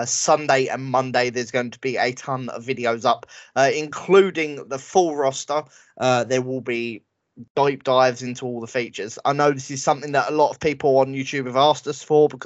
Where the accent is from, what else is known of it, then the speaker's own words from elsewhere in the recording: England, United Kingdom; I'm English, all right? I'm British.